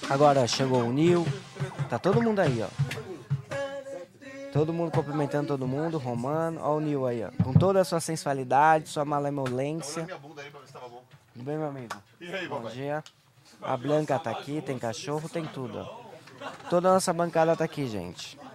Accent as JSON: {"language": "Portuguese", "region": "Rio Grande do Sul", "country": "Brazil", "said": "Ah, meu, sou lá do Rio Grande do Sul, né? Sou lá do Rio Grande do Sul. Sou lá do Rio Grande do Sul, ó."}